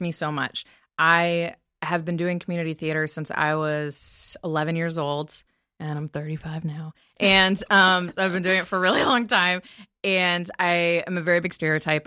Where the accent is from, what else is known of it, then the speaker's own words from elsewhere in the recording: Michigan, United States; moved away as an adult; now in Los Angeles, United States; I remember growing up in Michigan and I, um, I love LA. I love living here